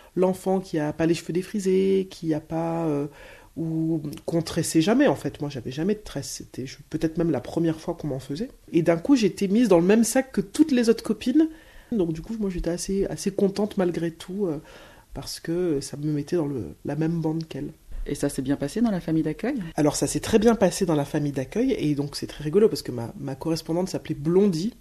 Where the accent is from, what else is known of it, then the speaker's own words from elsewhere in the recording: Schoelcher, Martinique; je viens de la commune, j'ai grandi dans la commune de Shelcher